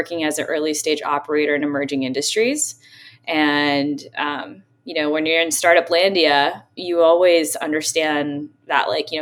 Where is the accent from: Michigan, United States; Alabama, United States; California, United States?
California, United States; San Francisco; I grew up in San Francisco, which is a wonderful, magical, unique, eclectic